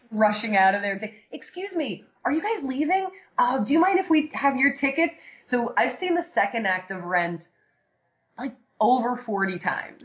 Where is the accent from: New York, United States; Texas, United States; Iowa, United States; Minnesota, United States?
New York, United States; New York City; moved away as an adult; now in Los Angeles, United States; I'm originally from New York, uh, born and raised in Staten Island